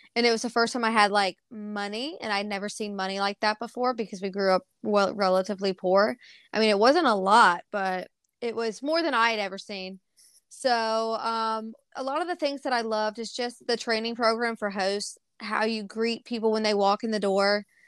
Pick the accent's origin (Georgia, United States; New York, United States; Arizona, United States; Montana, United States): Georgia, United States; Bethlehem; also born or lived in Charleston, South Carolina; now in Starkville, United States; I was actually born in Charleston, South Carolina, um, and then I was adopted, and my parents, or my, I say parents, it's my adopted mom and my adopted grandparents moved us to, um, Bethlehem, Georgia.